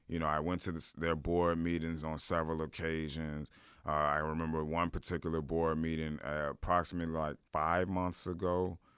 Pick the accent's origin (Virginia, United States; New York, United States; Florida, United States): Virginia, United States; Richmond; I'm from Church Hill. We always called it Hilltop